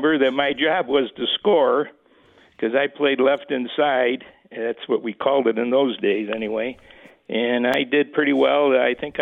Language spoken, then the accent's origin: English; Rochester, New York, United States; I was from Rochester, New York, and went to John Marshall High School